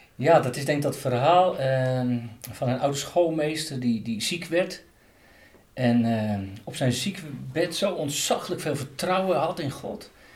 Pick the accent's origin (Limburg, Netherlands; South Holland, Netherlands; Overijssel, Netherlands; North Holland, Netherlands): South Holland, Netherlands; Katwijk; moved away; Ik ben opgegroeid en geboren in Katwijk aan Zee.